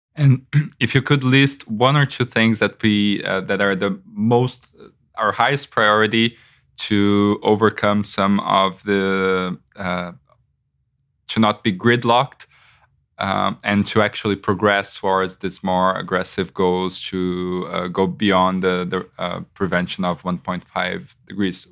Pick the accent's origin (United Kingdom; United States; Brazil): Brazil; I am from Brazil